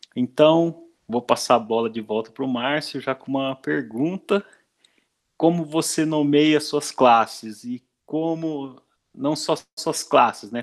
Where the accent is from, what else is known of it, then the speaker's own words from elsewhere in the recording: Brazil; first language Portuguese; aqui no Brasil, né, escrevendo código em inglês, né? dando nome para as coisas em inglês e não em português, que é a nossa língua nativa